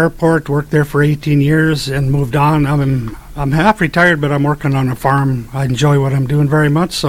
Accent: Park River, North Dakota, United States; I'm from Park River. I've lived there all my life.

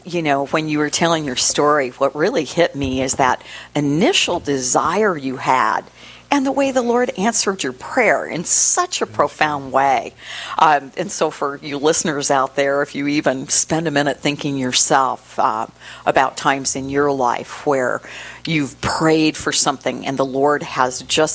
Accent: Boston, Massachusetts, United States; moved away; I was born in Boston

